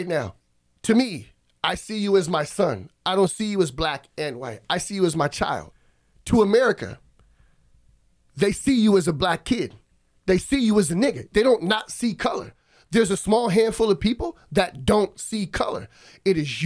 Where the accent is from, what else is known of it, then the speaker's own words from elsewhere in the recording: Alaska, United States; moved away as an adult; also born or lived in Oregon; I did leave from Alaska and I went off to college in Oregon